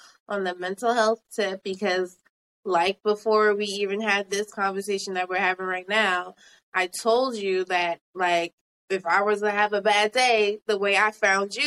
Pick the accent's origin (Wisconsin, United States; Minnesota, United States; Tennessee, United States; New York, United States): New York, United States; As a New Yorkian, because I am from New York